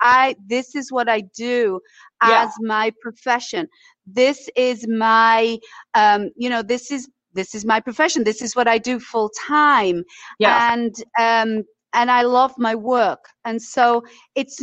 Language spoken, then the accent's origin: English; Leeds, Yorkshire and the Humber, United Kingdom; moved away as an adult; also born or lived in Isle of Wight; now in United States; I was raised in Yorkshire, in Leeds in Yorkshire